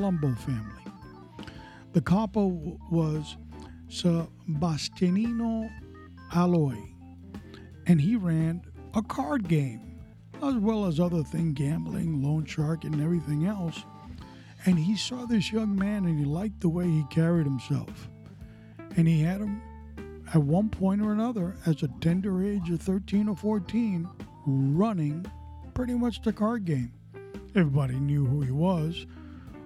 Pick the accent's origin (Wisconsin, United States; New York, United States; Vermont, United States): New York, United States; New York City; Growing up in New York City in the area of Elmhurst and Corona, as a boy